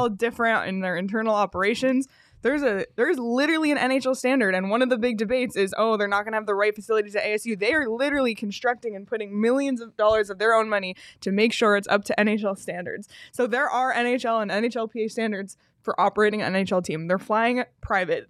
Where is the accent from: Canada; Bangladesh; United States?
Canada; I'm saying this as the Canadian on the show